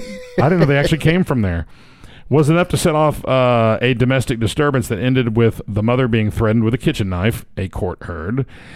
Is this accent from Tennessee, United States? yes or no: yes; Tennessee, United States; I am from Tennessee. I do not have. I'm not Italian.